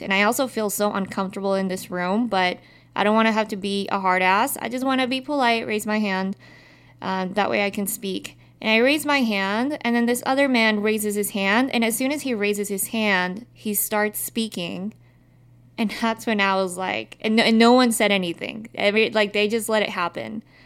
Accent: Utah, United States; growing up in Utah

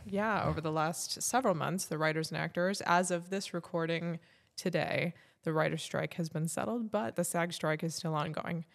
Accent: Fontana, California, United States; also born or lived in Fullerton, California / Orange County, California; I grew up in Fontana, California, which is probably one of the least exciting places

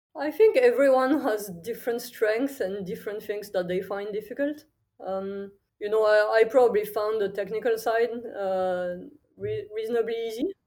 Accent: countryside near Toulouse, Occitania, France; moved away as an adult; also born or lived in Paris / London / Singapore; I'm from France originally. I grew up in the countryside, really small village in the south near, near Toulouse

